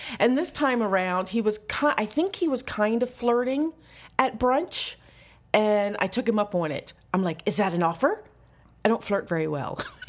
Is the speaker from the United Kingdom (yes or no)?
no; Canada; I'm mostly Canadian.